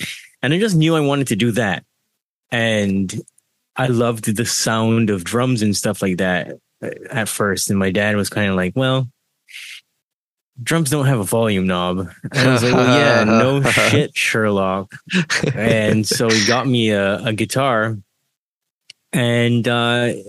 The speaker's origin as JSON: {"language": "English", "country": "Barbados", "tie": "born or raised there", "said": "So I was born in Barbados, and I had to go through a lot of indoctrination there"}